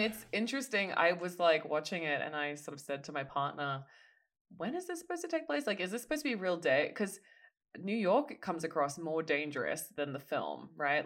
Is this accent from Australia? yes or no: yes; Australia; as an Australian